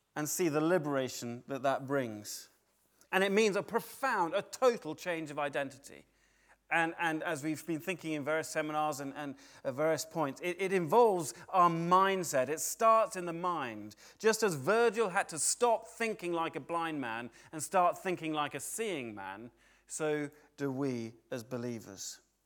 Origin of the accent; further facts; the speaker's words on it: United Kingdom; I don't stop being British.